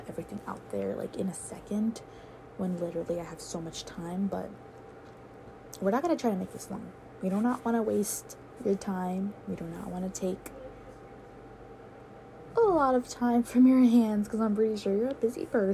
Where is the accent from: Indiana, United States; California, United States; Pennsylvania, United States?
California, United States; San Diego; I am from San Diego, California